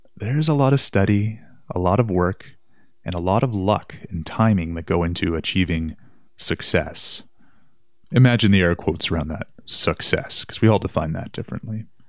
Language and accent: English; Winnipeg, Manitoba, Canada; my hometown, downtown Winnipeg